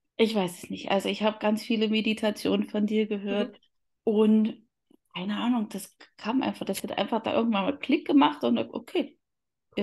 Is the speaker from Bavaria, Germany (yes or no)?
yes; Upper Palatinate, Bavaria, Germany; komme aus Oberfichtach, das liegt in der Oberpfalz